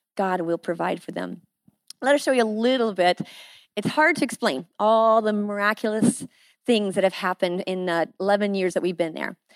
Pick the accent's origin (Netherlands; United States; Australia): United States; Iowa; moved away as an adult; now in Haiti; I am from Iowa. I'm a good old girl from Iowa